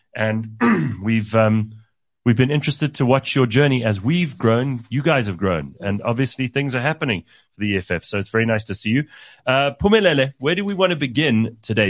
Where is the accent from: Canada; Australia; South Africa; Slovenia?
South Africa; as a South African